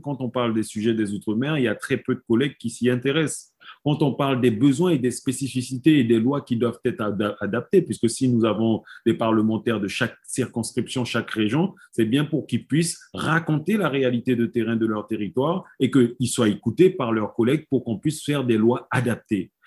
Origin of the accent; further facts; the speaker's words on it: French Guiana; nous sommes Guyanais